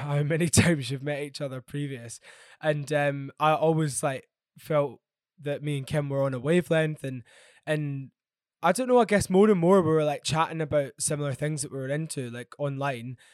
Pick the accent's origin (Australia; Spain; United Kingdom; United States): United Kingdom; Glasgow, Scotland; now in London, United Kingdom; I grew up in Glasgow and I love Glasgow so, so much, um, even though I currently live in London